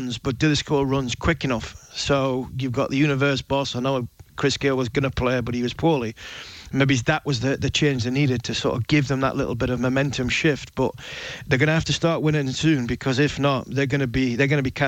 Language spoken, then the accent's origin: English; England, United Kingdom; as an Englishman